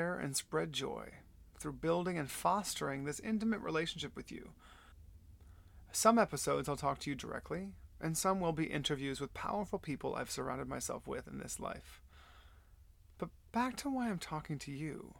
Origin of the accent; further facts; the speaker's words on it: Flower Mound, Texas, United States; also born or lived in Del Rio, Texas / San Antonio, Texas / Dallas, Texas; I was born and raised in Texas. I was born in Del Rio, then moved to San Antonio, and then moved to Dallas because my parents got divorced when I was 5